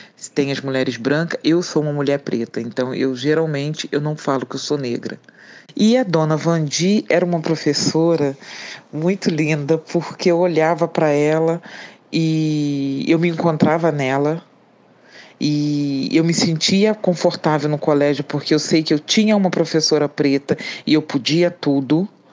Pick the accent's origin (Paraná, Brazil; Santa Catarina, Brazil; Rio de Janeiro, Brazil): Rio de Janeiro, Brazil; Três Rios; moved away as an adult; also born or lived in Barra do Piraí; now in Rio de Janeiro, Brazil; nasci em Barra do mas fui criada em Três Rios, do, do meus cinco anos até a minha fase adulta, dos meus 20 anos, e depois mudei para o Rio de Janeiro.